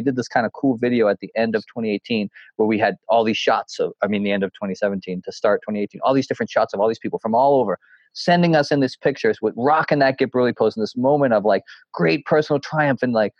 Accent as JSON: {"language": "English", "region": "New Hampshire", "country": "United States", "tie": "born or raised there", "said": "when I would hike these mountains, growing up in the White Mountains, doing all these, you know, the presidential peaks"}